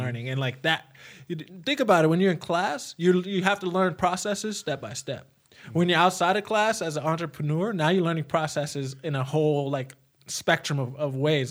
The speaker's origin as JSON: {"language": "English", "town": "New York City", "region": "New York", "country": "United States", "moved": "yes", "said": "I came from New York City"}